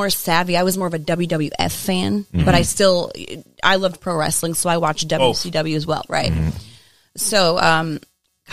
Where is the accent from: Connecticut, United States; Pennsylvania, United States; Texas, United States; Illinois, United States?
Connecticut, United States; Waterbury; I'm from born and raised in Waterbury.